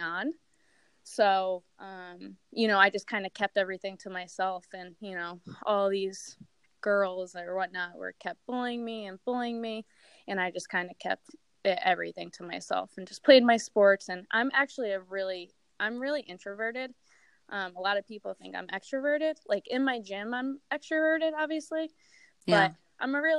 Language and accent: English; Connecticut, United States; it was still in Connecticut, about 30 minutes from, you know, my hometown where my family lived